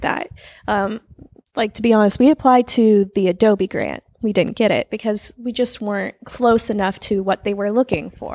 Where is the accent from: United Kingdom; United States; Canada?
United States; San Jose, California; we are both born and raised in San Jose